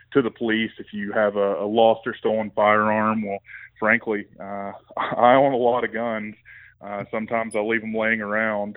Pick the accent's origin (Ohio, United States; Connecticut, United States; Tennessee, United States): Tennessee, United States; East; accent: Southern twang; also born or lived in Virginia / South Mississippi; now in Colorado, United States; originally from East Tennessee, well, originally from Virginia, but grew up in East Tennessee and picked up a little bit more Southern twang and South Mississippi where all my family's from.